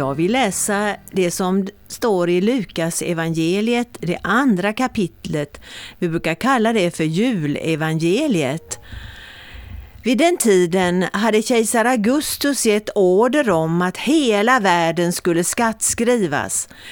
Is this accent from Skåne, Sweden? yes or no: no; Mörlunda, Kalmar County, Sweden; vid Bokhara, vid Mörlunda, det är mina hemtrakter egentligen